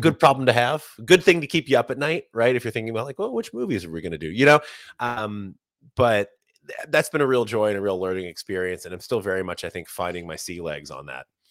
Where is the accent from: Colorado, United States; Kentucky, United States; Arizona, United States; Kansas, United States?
Kentucky, United States; Bardstown; moved away as an adult; now in New York City, United States; Not only did I grow up in Bardstown, I grew right up, right off Distiller's Row